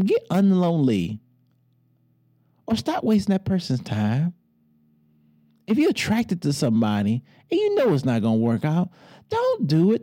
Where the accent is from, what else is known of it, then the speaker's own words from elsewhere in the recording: Detroit, Michigan, United States; I'm from Motown